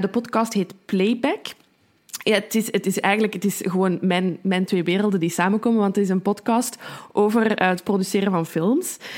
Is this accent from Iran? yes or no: no; Brussels, Brussels-Capital Region, Belgium; als Brusselse